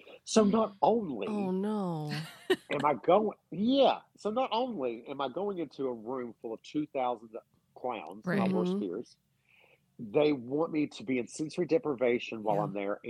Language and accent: English; Kentucky, United States; Kentucky, and that's my home state.